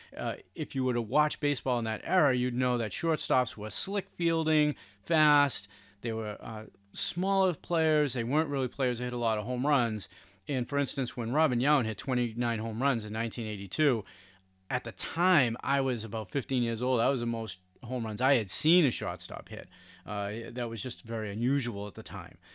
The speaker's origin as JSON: {"language": "English", "town": "Boston", "region": "Massachusetts", "country": "United States", "tie": "born or raised there", "said": "growing up in Boston"}